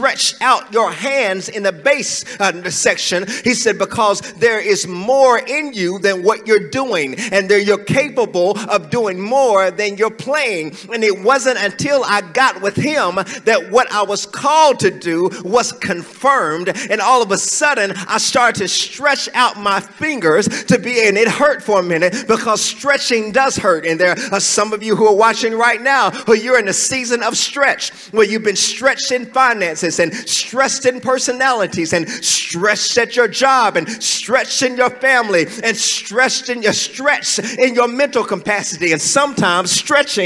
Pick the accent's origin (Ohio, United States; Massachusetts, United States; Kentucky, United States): Kentucky, United States; I was born in Western Kentucky, but then I moved to Central part of Kentucky at 1991 when my dad started to pastor.